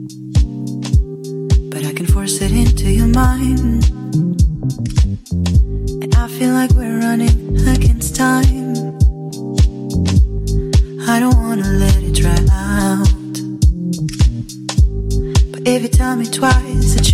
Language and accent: English; Stuttgart, Baden-Württemberg, Germany; I'm from the south of Germany, Stuttgart